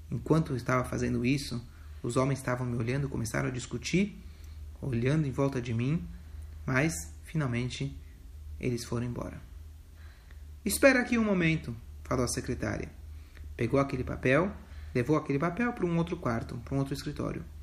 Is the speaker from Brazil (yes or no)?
no; Lubavitch, Smolensk Oblast, Russia; born there; also born or lived in Rostov / Leningrad; Eu nasci em Lubavitch, eu estudei no Maishivá. Eu morei lá, é, morei em, em oito anos e meio em Rostov e três anos em Leningrad.